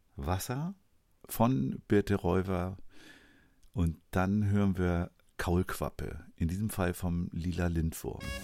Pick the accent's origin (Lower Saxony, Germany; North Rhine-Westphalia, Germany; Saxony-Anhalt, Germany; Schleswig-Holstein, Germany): Schleswig-Holstein, Germany; in mein Heimatbundesland